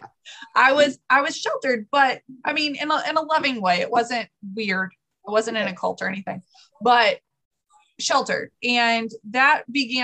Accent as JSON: {"language": "English", "region": "Texas", "country": "United States", "tie": "born or raised there", "said": "I grew up in Texas"}